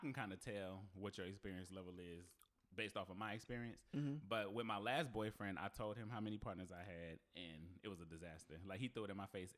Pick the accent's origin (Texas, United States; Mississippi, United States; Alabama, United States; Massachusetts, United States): Texas, United States; Houston; also born or lived in New Jersey; now in Los Angeles, United States; I'm from Houston